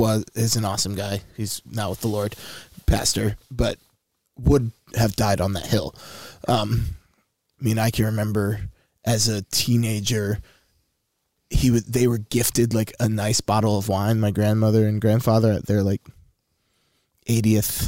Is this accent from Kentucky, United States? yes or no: yes; Wilmore, Kentucky, United States; I grew up in Wilmore, Kentucky